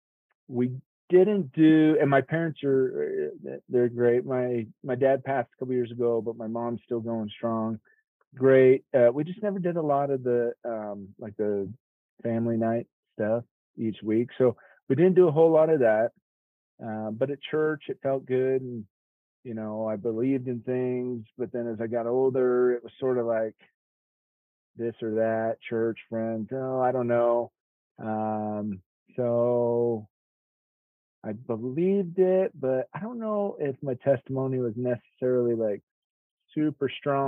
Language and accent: English; Utah, United States; also born or lived in Kansas; I am from Utah, mostly. I used to live in Kansas for a bit